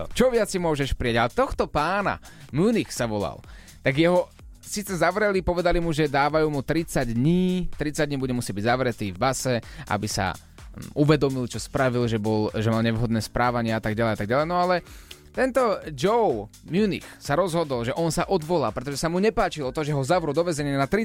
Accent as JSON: {"language": "Slovak", "country": "Slovakia", "said": "som Slovák"}